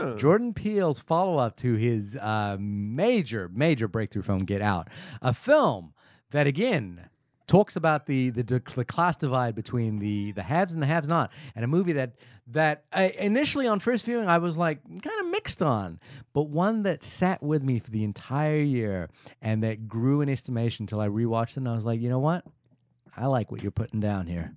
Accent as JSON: {"language": "English", "country": "New Zealand", "said": "as a New Zealander"}